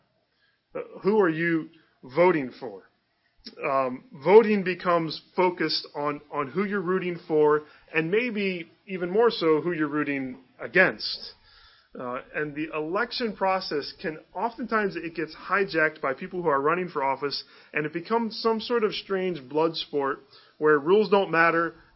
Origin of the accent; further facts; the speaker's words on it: Northeast Ohio, United States; moved away as an adult; also born or lived in Chicago; I grew up in Northeast Ohio